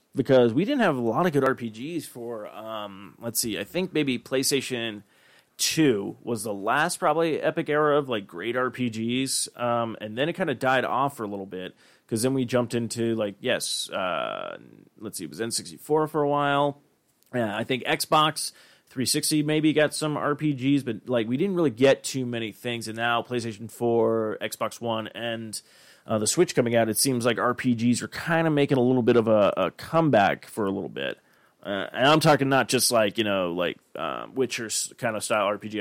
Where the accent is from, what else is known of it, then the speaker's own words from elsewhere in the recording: Arizona, United States; growing up in Arizona